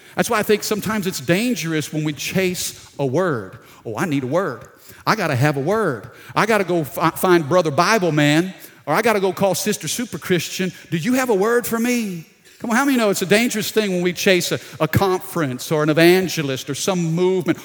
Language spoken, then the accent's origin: English; Baton Rouge, Louisiana, United States; I'm down in South Louisiana, Baton Rouge